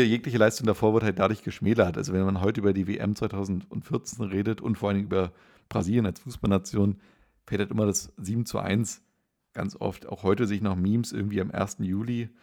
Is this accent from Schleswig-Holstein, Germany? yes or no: no; Schweinitz, Saxony-Anhalt, Germany; in meinem Heimatort in Schweinitz